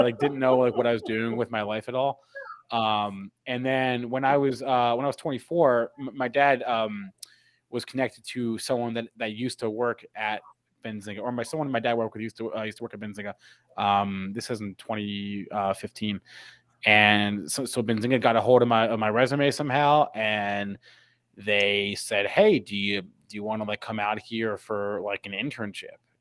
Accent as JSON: {"language": "English", "town": "East Brunswick", "region": "New Jersey", "country": "United States", "said": "I am from New Jersey"}